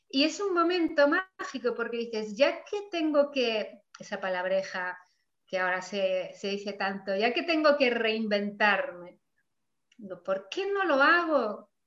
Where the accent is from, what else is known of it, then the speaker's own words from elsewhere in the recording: Mallorca, Balearic Islands, Spain; de mi tierra de Mallorca